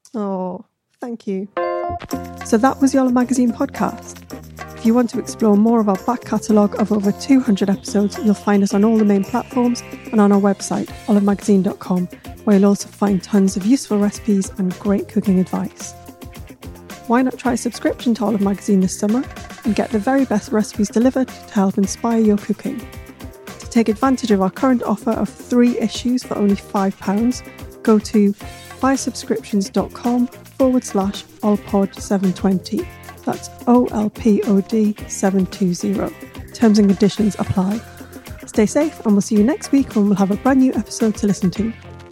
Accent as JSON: {"language": "English", "town": "Newcastle upon Tyne", "region": "North East England", "country": "United Kingdom", "said": "I'm a Geordie"}